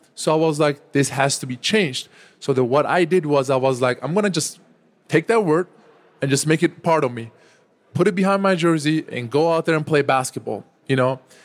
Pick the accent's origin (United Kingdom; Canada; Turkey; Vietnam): Turkey; now in United States; when I was growing up in my home country, Turkey